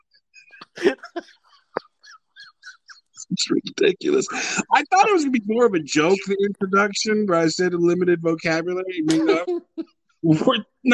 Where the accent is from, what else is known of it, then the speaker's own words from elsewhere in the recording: Luling, Texas, United States; my hometown, Luling, Texas, about 45 minutes south of Austin